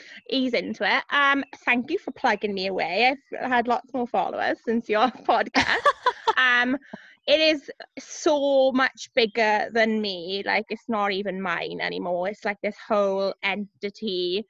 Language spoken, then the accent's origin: English; Cardiff, Wales, United Kingdom; It was growing up in Cardiff.